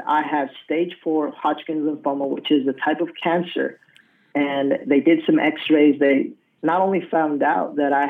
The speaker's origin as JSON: {"language": "English", "region": "Colorado", "country": "United States", "tie": "born or raised there", "also_born_or_lived": "San Antonio, Texas", "moved": "yes", "lives_now": "Rio Grande Valley, United States", "said": "I'm originally from Colorado. That's where I was raised"}